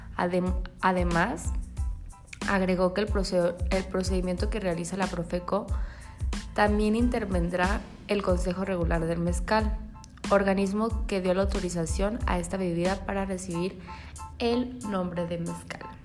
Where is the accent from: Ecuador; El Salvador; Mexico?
Mexico; como buenos mexicanos